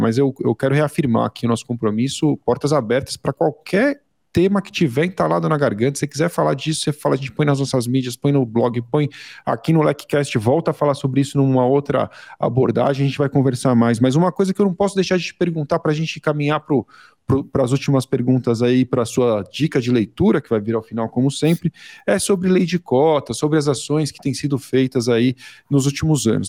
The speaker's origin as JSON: {"language": "Portuguese", "country": "Brazil", "said": "eu sou do Brasil"}